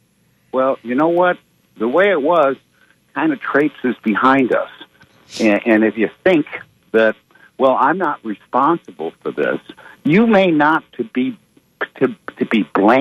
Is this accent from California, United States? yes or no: no; Detroit, Michigan, United States; I grew up in Detroit